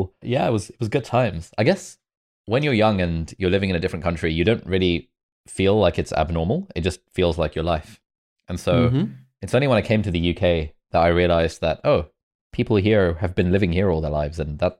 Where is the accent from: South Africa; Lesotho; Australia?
Lesotho; moved away; also born or lived in Karachi, Pakistan; I was there for only about a year. And then when I was like one or two, we moved to Lesotho, which is a country in southern Africa.